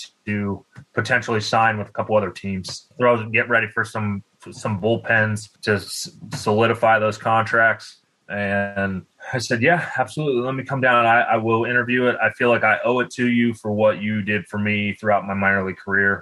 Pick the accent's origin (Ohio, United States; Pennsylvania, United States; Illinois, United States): Pennsylvania, United States; Hanover; moved away; also born or lived in Philadelphia, Pennsylvania; growing up in Hanover, Pennsylvania, and then transitioning to Philadelphia